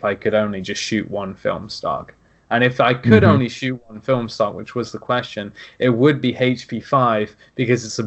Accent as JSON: {"language": "English", "region": "England", "country": "United Kingdom", "moved": "as an adult", "lives_now": "United States", "said": "as an English person, we get grouped in with Americans"}